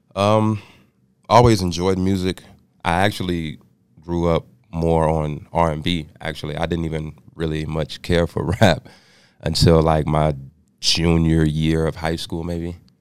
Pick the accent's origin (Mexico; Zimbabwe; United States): United States; Austin, Texas; moved away as an adult; also born or lived in Canyon, Texas / Dallas, Texas; Austin, Texas, capital city. Uh, grew up in Austin.